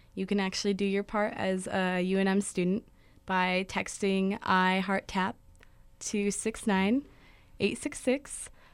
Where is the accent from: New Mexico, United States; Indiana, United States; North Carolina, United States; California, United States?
New Mexico, United States; Albuquerque; I'm from Albuquerque, New Mexico.